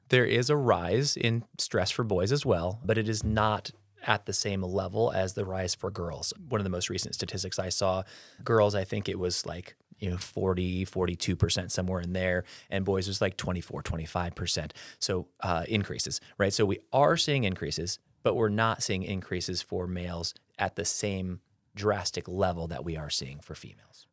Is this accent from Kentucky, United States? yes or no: no; Peoria, Illinois, United States; also born or lived in Florida / Baltimore, Maryland; I'm a local kiddo here, uh, born and raised in the Peoria area